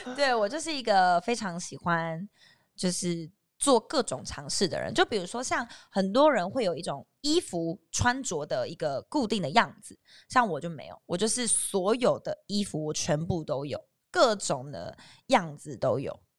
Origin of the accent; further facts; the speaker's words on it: southern Taiwan, Taiwan; 因为我是南部人嘛